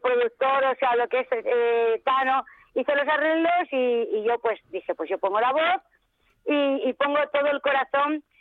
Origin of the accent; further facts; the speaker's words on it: Extremadura, Spain; now in Valencia, Spain; yo soy extremeña